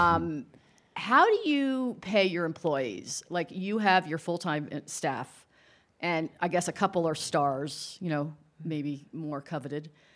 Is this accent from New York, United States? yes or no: yes; New York area, United States; I'm from the New York area